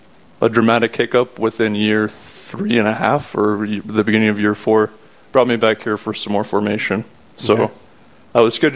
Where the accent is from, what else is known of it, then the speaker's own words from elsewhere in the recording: Rapid City, South Dakota, United States; also born or lived in Winona, Minnesota; I was born and raised in Rapid City, South Dakota. My whole life has been spent here pretty much, with the exception of the time that I've been away at school.